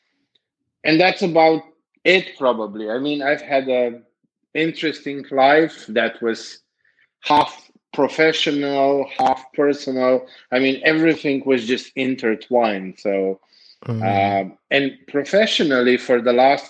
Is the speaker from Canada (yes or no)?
no; Slovenia; moved away as an adult; now in Serbia; I am from Slovenia. I moved 3.5 years ago to Serbia